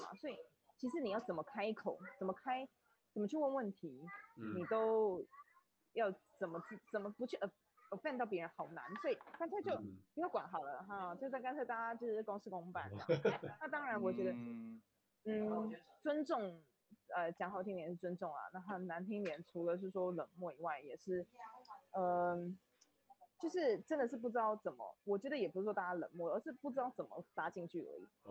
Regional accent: Taiwan; 因为毕竟如果我们是台湾人去欧美国家，其实呃，我觉得 business 的缺没有这么多。

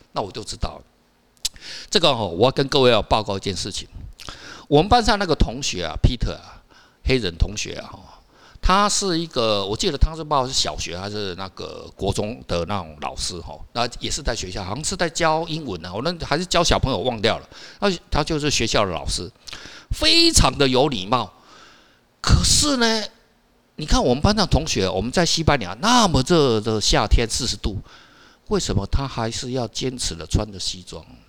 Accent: Taiwan; 我是台湾人

